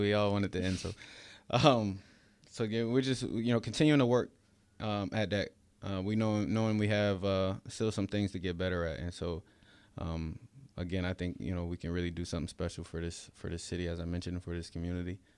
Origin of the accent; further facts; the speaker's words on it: upstate New York, United States; moved away as an adult; also born or lived in Florida; upstate New York is the place that raised